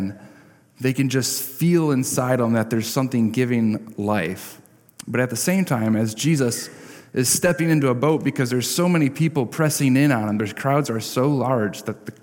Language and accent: English; Parchment, Michigan, United States; I grew up in Parchment